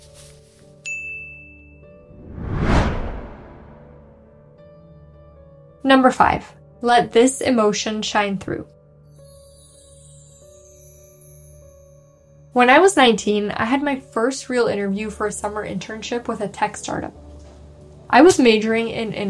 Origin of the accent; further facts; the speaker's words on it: Moscow, Russia; now in Bay Area, United States; I was from Moscow